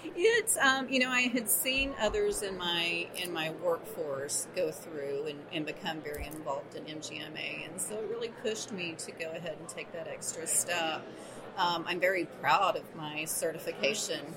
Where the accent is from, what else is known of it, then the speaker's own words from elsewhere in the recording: Texas, United States; also born or lived in New Mexico; now in Alamogordo, United States; I'm actually a Texan. So i okay. was in West Texas for years and years, and then finally moved to the mountains of New Mexico